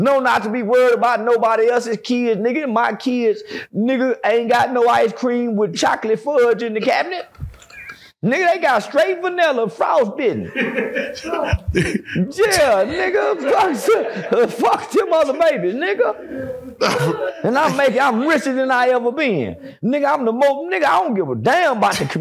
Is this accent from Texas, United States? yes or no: yes; Fort Worth, Texas, United States